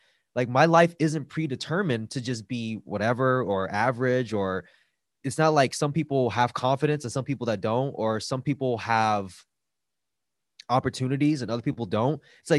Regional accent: Los Angeles, California, United States; I grew up in East LA, and I came from a household that had domestic violence.

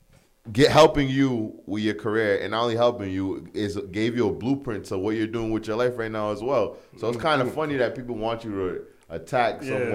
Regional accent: New York area / East Coast, United States; I'm from the New York area, I mean the New England, the East Coast area

